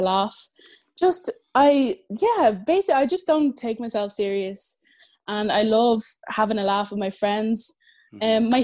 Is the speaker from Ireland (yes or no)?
yes; Dublin, Leinster, Ireland; I'm from Dublin, Ireland, and I've just finished high school